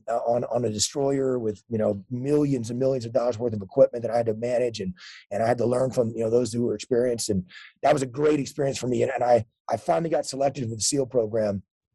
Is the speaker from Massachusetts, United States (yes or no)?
no; Texas, United States; High school football, where I grew up in Texas, is a huge deal.